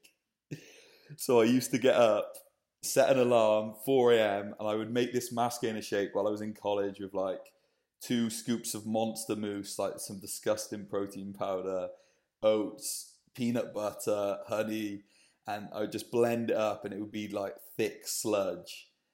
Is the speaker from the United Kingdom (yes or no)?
yes; Cardiff, Wales, United Kingdom; moved away as an adult; also born or lived in London; now in Bristol, United Kingdom; most lads growing up in Wales. from Cardiff originally